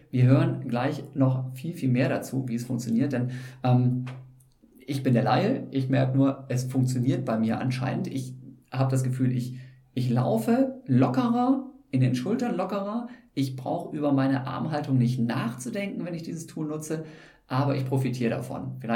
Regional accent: Osnabrück, Lower Saxony, Germany; ich bin ja in Osnabrück aufgewachsen und habe da meine ersten Laufschritte gemacht

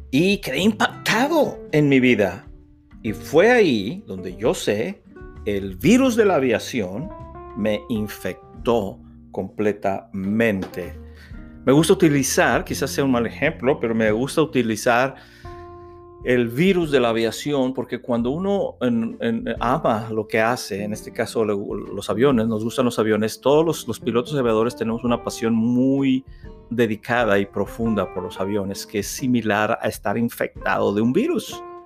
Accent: Reynosa, Tamaulipas, Mexico; La ciudad de Reynosa, Tamaulipas, México es mi ciudad natal, es donde nací el 22 de julio de 1966.

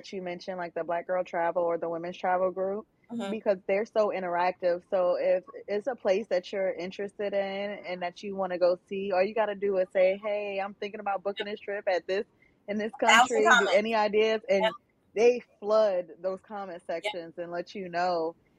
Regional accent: United States; us as women and also being American

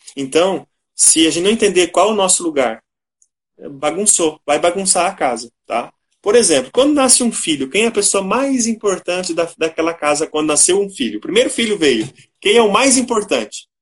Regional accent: Ituporanga, Santa Catarina, Brazil; moved away as an adult; also born or lived in Western Paraná / Ijuí, Rio Grande do Sul; now in São Bento do Sul, Brazil; Sou natural de Ituporanga, Santa Catarina.

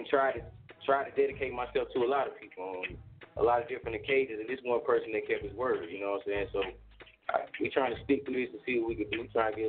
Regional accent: Charlotte, South Carolina, United States; I'm from Charlotte, South Carolina.

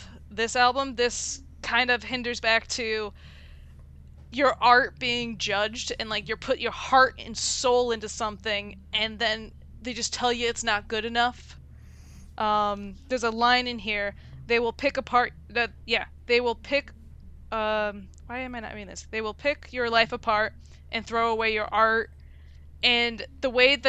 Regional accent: Connecticut, United States; I'm from Connecticut

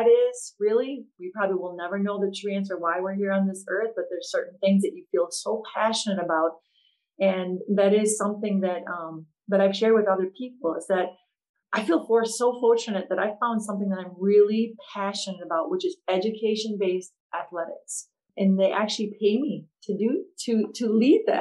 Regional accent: Antigo, Wisconsin, United States; my hometown high school in Antigo, Wisconsin

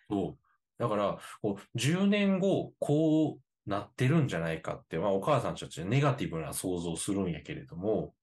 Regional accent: Osaka, Japan; moved away; 一応生まれと育ちが大阪やから。

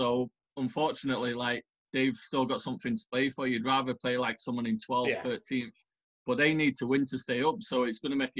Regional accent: Pontefract, Yorkshire and the Humber, United Kingdom; It's like an old coal mining village. Not a village, a town, sorry.

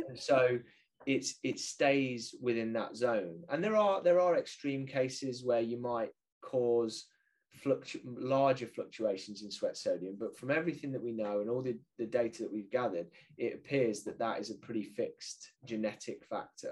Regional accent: United Kingdom; I'm British

